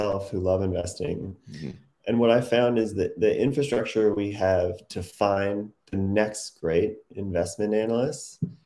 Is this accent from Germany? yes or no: no; Canada; moved away as an adult; now in New York, United States; I'm Canadian, and I moved to New York in 2008